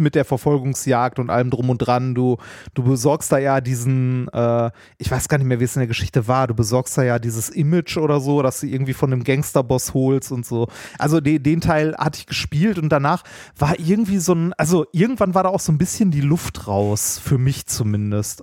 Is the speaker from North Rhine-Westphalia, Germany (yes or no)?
yes; Ruhr area, North Rhine-Westphalia, Germany; ich bin ein Kind des Ruhrgebiets